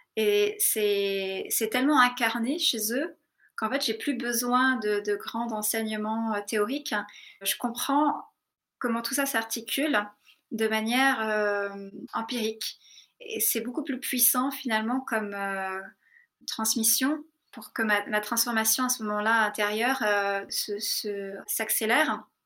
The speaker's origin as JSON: {"language": "French", "country": "France", "also_born_or_lived": "Darjeeling, India", "moved": "as an adult", "said": "je suis partie à 18 ans de France, euh, de l'école de cirque"}